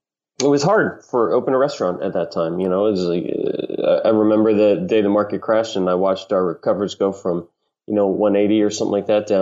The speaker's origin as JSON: {"language": "English", "region": "Kentucky", "country": "United States", "tie": "born or raised there", "also_born_or_lived": "Milwaukee, Wisconsin", "said": "I was born in Milwaukee. {S1} Okay. {S3} Raised in Kentucky."}